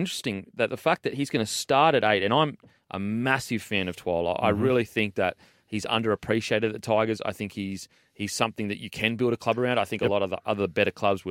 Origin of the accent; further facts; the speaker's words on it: Gold Coast, Queensland, Australia; I'm from the Gold Coast.